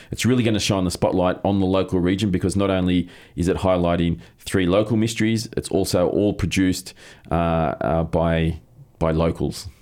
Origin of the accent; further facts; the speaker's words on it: Australia; growing up in Australia